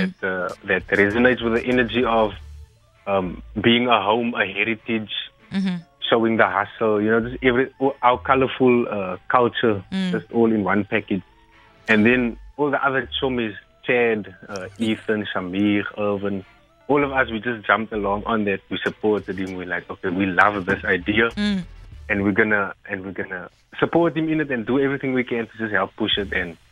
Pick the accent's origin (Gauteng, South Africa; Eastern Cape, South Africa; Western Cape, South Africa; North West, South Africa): Western Cape, South Africa; Worcester; I'm from Worcester.